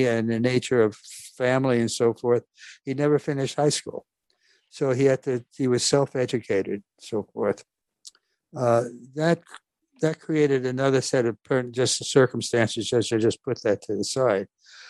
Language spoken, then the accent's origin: English; New York, United States; I was born and raised here in New York. We were far from a wealthy family. As a matter of fact, Dad worked hard. Mom was an immigrant. I'm second generation. It was a Norwegian family